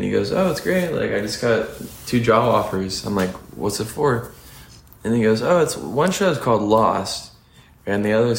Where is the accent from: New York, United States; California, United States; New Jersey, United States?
California, United States; Santa Monica; I was born in Santa Monica.